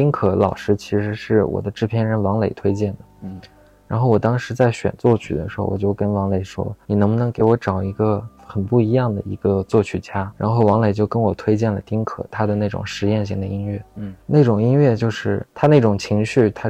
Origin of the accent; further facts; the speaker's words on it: Xining, Qinghai, China; 那时候西宁的街头真的是这样的，你可能放了学就有人堵在门口，就说要干架。我小时候在上小学的时候